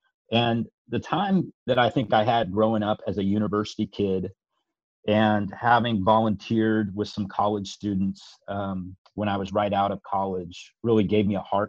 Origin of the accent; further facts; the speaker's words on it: Seattle, Washington, United States; moved away as an adult; also born or lived in California / Boulder, Colorado / New Jersey / Tennessee; now in Sacramento, United States; So I grew up in Seattle, Washington, was the son of a university professor and an atheist for a good chunk of my life